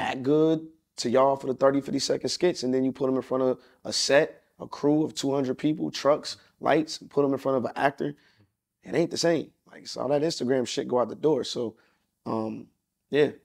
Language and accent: English; Atlanta, Georgia, United States; also born or lived in Los Angeles; growing up in Atlanta